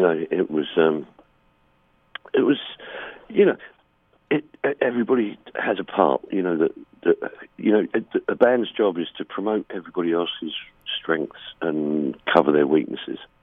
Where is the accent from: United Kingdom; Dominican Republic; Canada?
United Kingdom; England; Being English